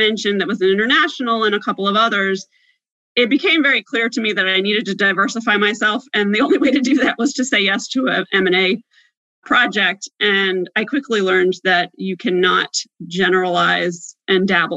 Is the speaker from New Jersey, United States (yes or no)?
yes; New Jersey, United States; moved away as an adult; also born or lived in Washington, D.C.; I'm from Southern New Jersey